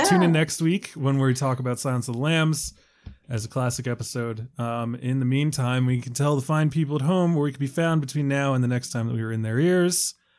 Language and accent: English; Washington, District of Columbia, United States; The Washington Post, my hometown newspaper.